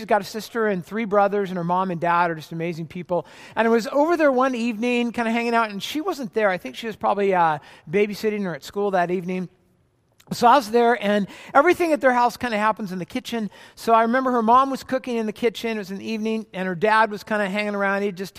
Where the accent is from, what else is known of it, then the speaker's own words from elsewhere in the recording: California, United States; I was from Orange County, California, and she's actually from Portland, Oregon, and I moved up right after graduation to Portland to go to seminary